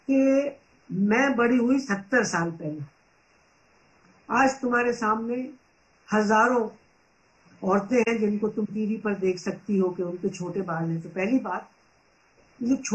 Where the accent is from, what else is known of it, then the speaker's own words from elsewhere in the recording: Punjab, India; मैं 1946 में पंजाब में पैदा हुई और करोड़ों बच्चों के जैसे गांवों के स्कूल में गई